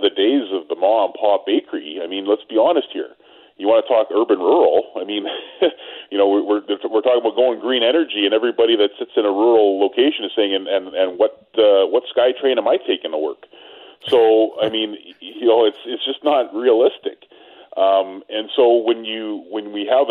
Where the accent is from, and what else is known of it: Canada